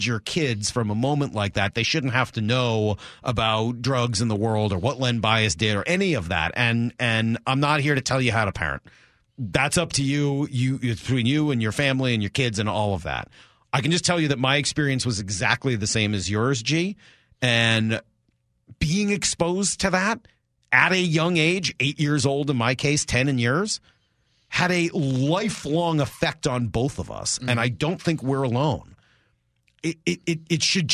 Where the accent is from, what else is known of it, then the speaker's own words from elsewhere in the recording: Boston, Massachusetts, United States; growing up in Boston